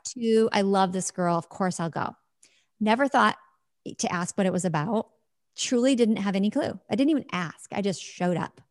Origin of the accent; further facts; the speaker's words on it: Midwest, United States; I live in the Midwest in the U S, and I have my whole life.